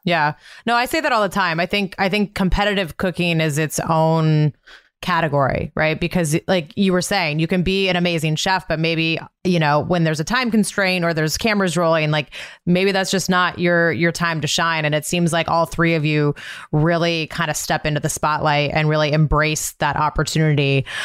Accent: Montana, United States; I grew up in Montana, so there was a lot of rodeos in my my childhood

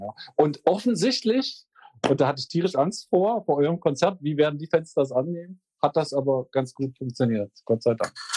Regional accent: Magdeburg, Saxony-Anhalt, Germany; ich komme aus Magdeburg

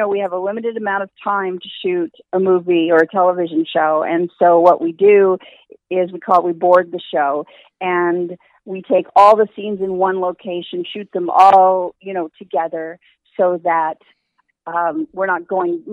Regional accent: Los Angeles, California, United States; I am truly a California native, and I grew up in Los Angeles

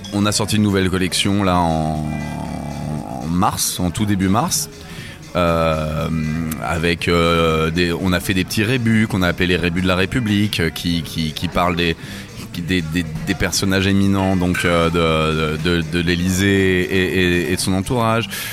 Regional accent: France; On est on est français

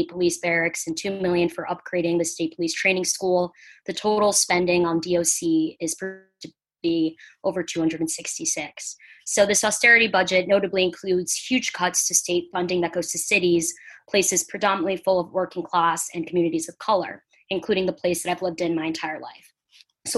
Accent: Providence, Rhode Island, United States; I am from Providence RI, just graduated

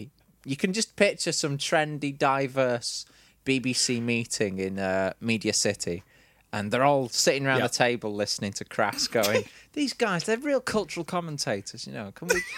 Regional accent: England, United Kingdom; we are English

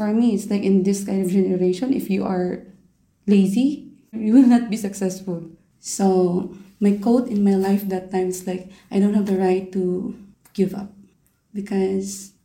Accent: Philippines; moved away as an adult; now in Doha, Qatar; I'm 29 years old and I'm from the Philippines

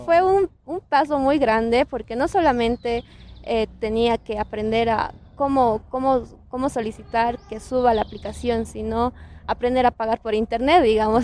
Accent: Bolivia

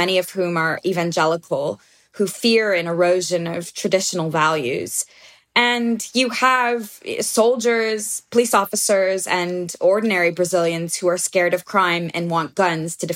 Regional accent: United States; as an American

